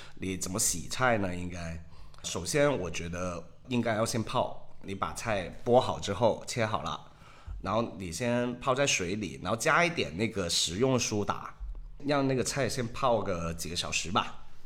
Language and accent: Chinese; Hong Kong; now in Shanghai, China; 我是香港人